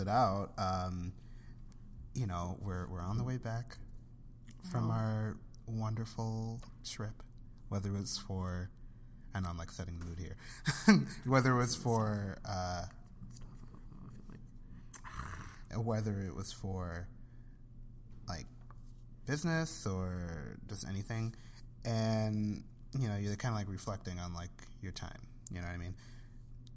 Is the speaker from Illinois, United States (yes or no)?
yes; Joliet, Illinois, United States; I'm from Joliet, and it's a suburb outside of Chicago. And, you know, it's where I was born and raised.